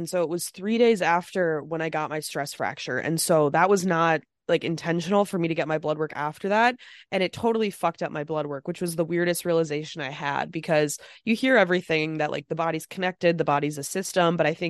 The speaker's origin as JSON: {"language": "English", "region": "Midwest", "country": "United States", "said": "we're from the Midwest"}